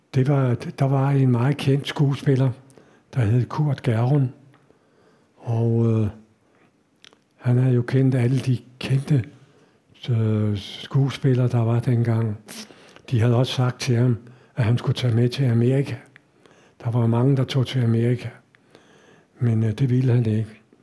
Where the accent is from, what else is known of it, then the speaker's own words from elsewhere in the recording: Denmark; jeg kommer fra Danmark